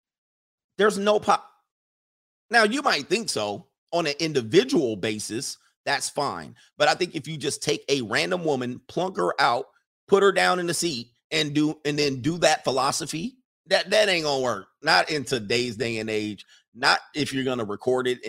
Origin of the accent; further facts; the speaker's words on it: California, United States; I grew up in California